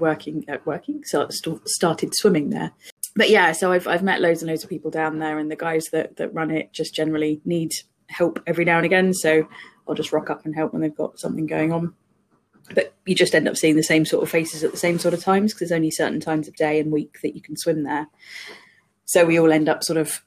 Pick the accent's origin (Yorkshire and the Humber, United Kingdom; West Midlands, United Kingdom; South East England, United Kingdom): South East England, United Kingdom; Surrey; now in London, United Kingdom; I grew up in Surrey